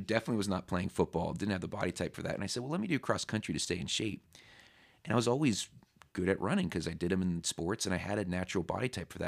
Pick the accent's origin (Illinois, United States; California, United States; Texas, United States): California, United States; San Diego; moved away as an adult; also born or lived in Temecula, California / Los Angeles, California; now in Pennsylvania, United States; I was born in San Diego, and then when I was about sixth or seventh grade, my parents moved out to the desert in Temecula